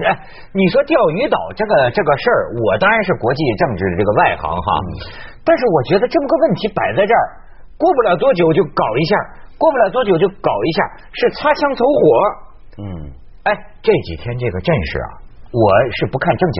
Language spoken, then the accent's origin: Chinese; China; 这样的奇耻大辱，我们中国人就这么忍呐忍呐！